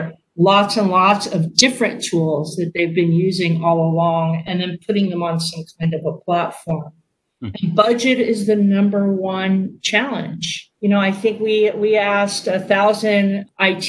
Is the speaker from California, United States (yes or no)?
yes; Silicon Valley, California, United States; I'm from Silicon Valley